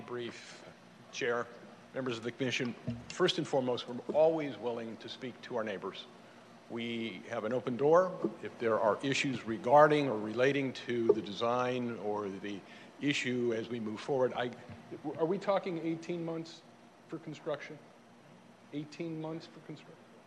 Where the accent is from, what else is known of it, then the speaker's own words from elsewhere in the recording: West Hollywood, California, United States; I grew up on Harper. Uh, and my dad bought his house